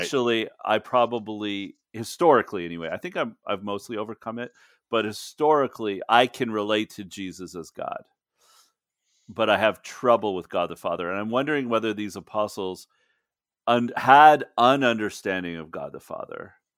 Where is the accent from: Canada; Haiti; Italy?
Canada; moved away as an adult; now in United States; I'm Canadian